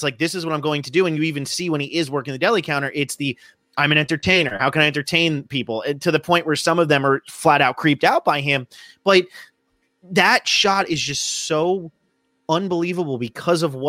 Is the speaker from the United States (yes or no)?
yes; southern New Jersey, United States; I grew up in New Jersey